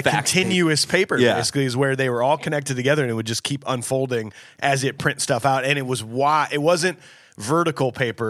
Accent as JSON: {"language": "English", "town": "St. Louis", "region": "Missouri", "country": "United States", "tie": "born or raised there", "said": "I grew up in St. Louis"}